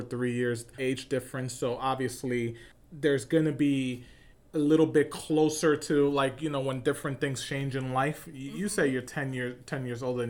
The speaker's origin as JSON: {"language": "English", "region": "New York", "country": "United States", "said": "I'm from New York"}